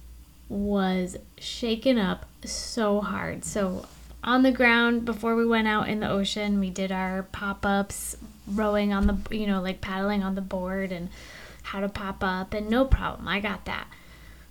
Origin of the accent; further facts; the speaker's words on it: Alaska, United States; moved away as an adult; now in Florida, United States; Being born and raised in Alaska